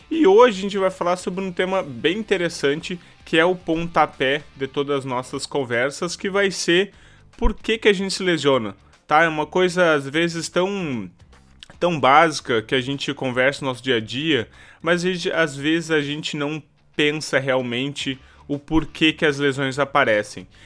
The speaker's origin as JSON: {"language": "Portuguese", "town": "Santa Maria", "region": "Rio Grande do Sul", "country": "Brazil", "said": "eu sou fisioterapeuta, para quem não me conhece. Eu sou aqui da cidade de Santa Maria, tá?"}